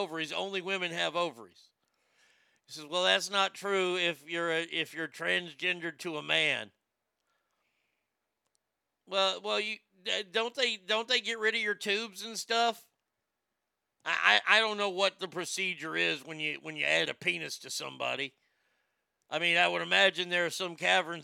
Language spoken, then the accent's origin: English; Texas, United States; I'm a Texan.